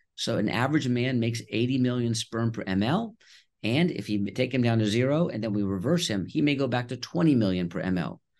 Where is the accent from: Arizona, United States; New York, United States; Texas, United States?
Texas, United States; Houston; also born or lived in Connecticut / Nashville, Tennessee / Boston; I was born in Connecticut, and we moved to Houston, Texas when I was two years old